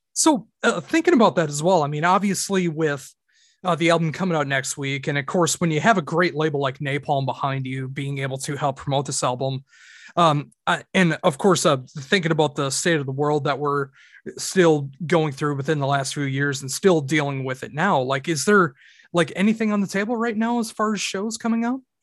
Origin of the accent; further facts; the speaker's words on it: Minnesota, United States; I am from Minnesota in the United States